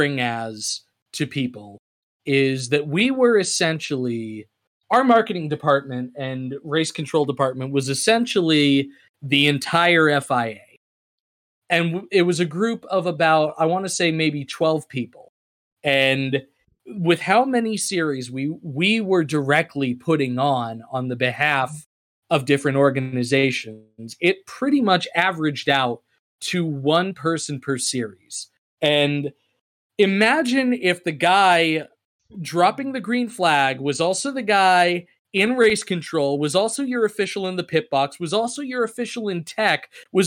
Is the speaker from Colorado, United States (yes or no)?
no; Chelmsford, Massachusetts, United States; my hometown of Chelmsford, Massachusetts